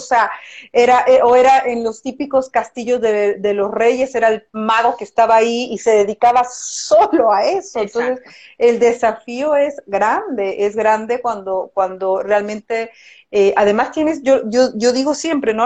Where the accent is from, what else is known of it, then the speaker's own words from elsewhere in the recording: Mexico; now in Chile; yo soy mexicana